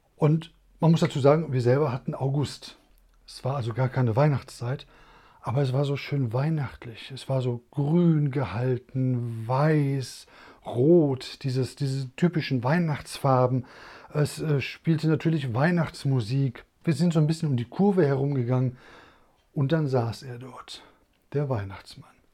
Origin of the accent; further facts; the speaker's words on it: Essen, North Rhine-Westphalia, Germany; wir kommen aus Essen